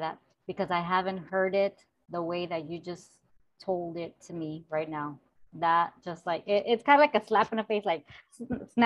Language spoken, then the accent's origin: English; Los Angeles, California, United States; I was raised in South Central Los Angeles